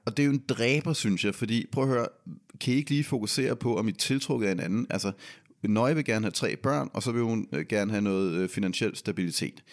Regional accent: Denmark; vi er fra Danmark

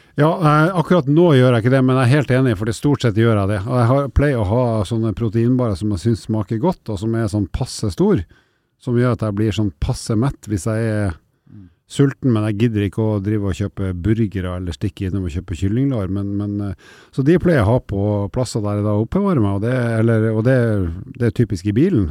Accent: Northern Norway, Norway; Nord-Norge, der jeg kommer fra

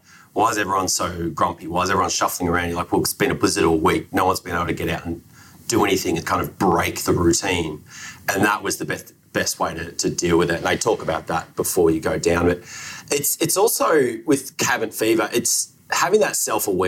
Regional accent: Australia; I'm Australian

